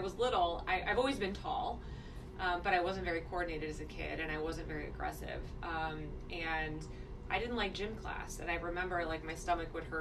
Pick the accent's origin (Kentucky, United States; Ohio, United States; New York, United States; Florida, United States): Ohio, United States; Chillicothe; also born or lived in Columbus, Ohio; I grew up in Chillicothe, which is an hour south of Columbus.